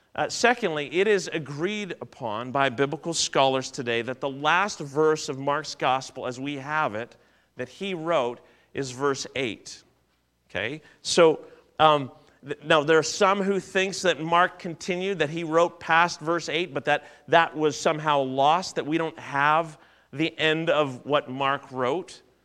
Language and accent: English; Southern Ontario, Canada; Growing up in Southern Ontario